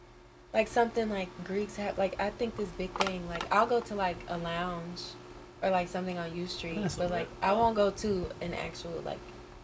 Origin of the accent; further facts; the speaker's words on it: Louisiana, United States; moved away; I'm from Louisiana. I go to Howard University.